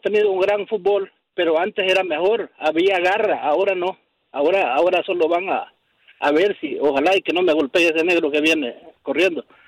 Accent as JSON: {"language": "Spanish", "country": "El Salvador", "said": "yo soy salvadoreño"}